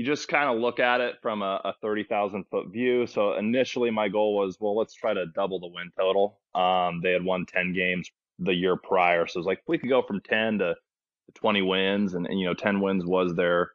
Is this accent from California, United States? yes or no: yes; Placerville, California, United States; also born or lived in Santa Cruz, California; I grew up in Placerville, California